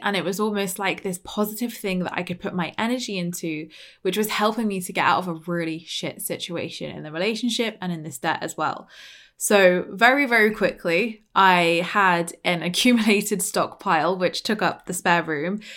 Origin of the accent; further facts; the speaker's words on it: Dorset, South West England, United Kingdom; accent: very British; from Dorset